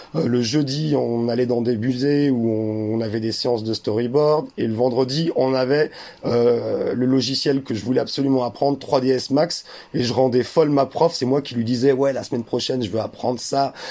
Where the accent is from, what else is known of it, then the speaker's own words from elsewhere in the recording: France; Mon, ma mère est allemande, mon père est algérien, et moi, je suis, euh, je suis né en France.